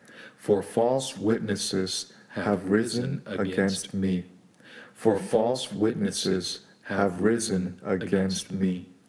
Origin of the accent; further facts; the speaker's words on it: San Francisco, California, United States; San Francisco, California.